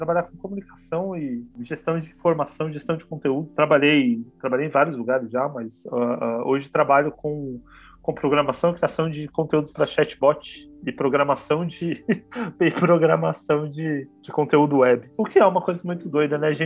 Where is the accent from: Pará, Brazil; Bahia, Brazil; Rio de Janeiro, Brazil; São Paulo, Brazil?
Pará, Brazil; Belém; born there; nasci em Belém parar Pará.